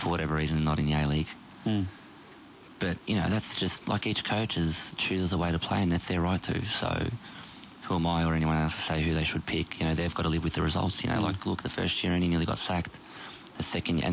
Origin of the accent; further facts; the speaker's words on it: Moorabbin, Victoria, Australia; I grew up in Moorabbin